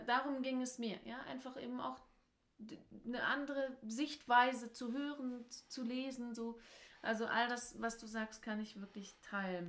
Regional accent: Germany; als Deutsche

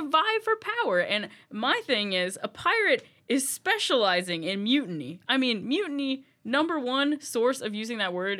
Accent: the South, United States; Oh, yeah, I'm from the South. I've husked plenty of corn.

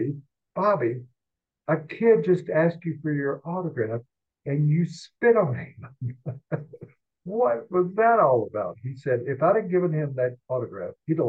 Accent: the South, United States; moved away as an adult; also born or lived in Denver; I grew up in the South

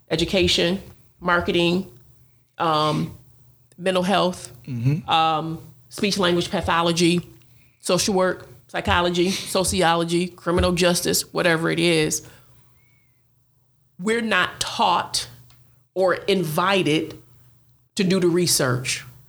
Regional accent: Buffalo, New York, United States; we're both from Buffalo, New York

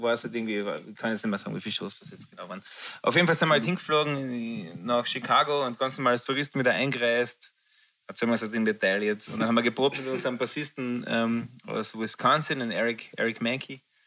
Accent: Frankfurt, Hesse, Germany; wir sind beide aus Frankfurt

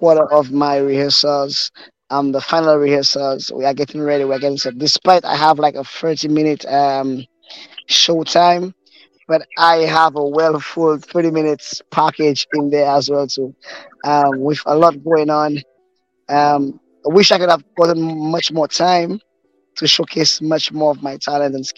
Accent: Desruisseaux, Micoud, St. Lucia; I was born and raised in church. I grew up in the Desruisseaux Evangelical Church

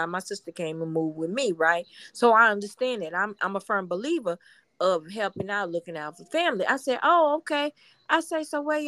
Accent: Houston, Texas, United States

